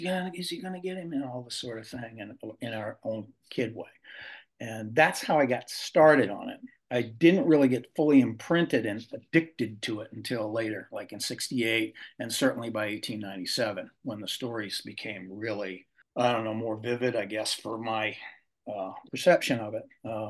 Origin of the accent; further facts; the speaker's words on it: Glenburn, Maine, United States; moved away; I was born in Bangalore, long too many years ago, but I grew up in a small town called Glenburn, which is right outside of Bangor.